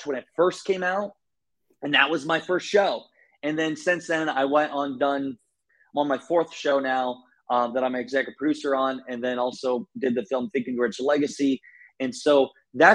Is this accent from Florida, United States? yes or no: no; Iowa, United States; I grew up in Iowa